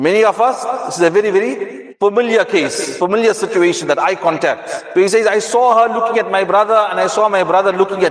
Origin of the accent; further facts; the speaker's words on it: South Africa; us South Africans